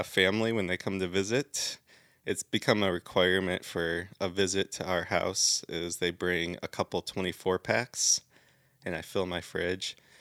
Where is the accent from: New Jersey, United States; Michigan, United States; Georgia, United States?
Michigan, United States; Southeast; moved away as an adult; also born or lived in California; I'm actually from Southeast Michigan, so about an hour north of Detroit